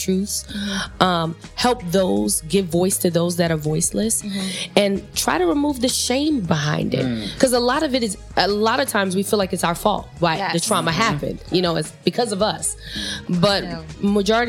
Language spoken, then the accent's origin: English; New York City, New York, United States; I grew up in the Bronx, a young girl from the Bronx.